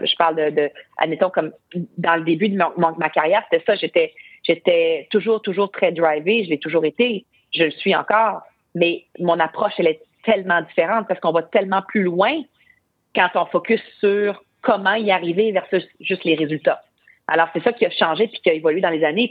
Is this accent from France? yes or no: no; Quebec, Canada; chez nous, au Québec, au Canada